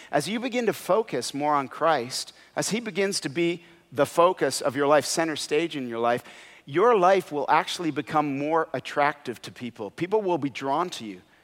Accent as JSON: {"language": "English", "country": "Canada", "said": "when I wasn't playing hockey, because I'm from Canada"}